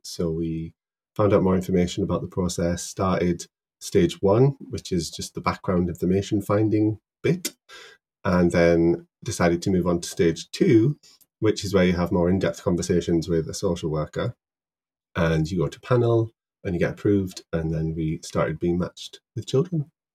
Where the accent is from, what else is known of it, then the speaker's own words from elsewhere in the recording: Middlesbrough, North East England, United Kingdom; moved away as an adult; now in Newcastle, United Kingdom; I'm a pharmacist from Middlesbrough